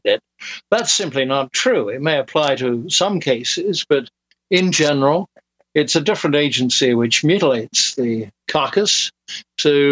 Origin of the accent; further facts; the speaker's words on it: United Kingdom; moved away as an adult; also born or lived in Dallas, Texas; I am British